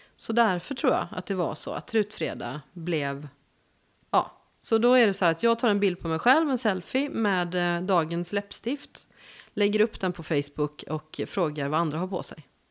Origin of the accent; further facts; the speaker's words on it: Gothenburg, Västra Götaland, Sweden; accent: West Coast; moved away as an adult; also born or lived in Värmland; jag är född i Göteborg. Mm. Det hör man ju